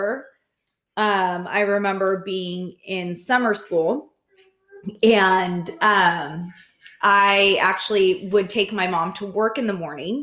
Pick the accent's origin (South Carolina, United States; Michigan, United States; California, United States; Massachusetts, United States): California, United States; Clovis; High school in Clovis, yes. But remember, I lived in the poor part.